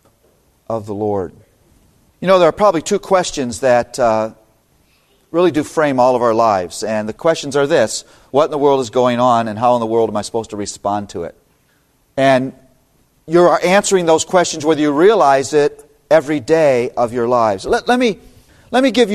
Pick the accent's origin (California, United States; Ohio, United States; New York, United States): Ohio, United States; Toledo; now in Philadelphia, United States; born and raised in Toledo, Ohio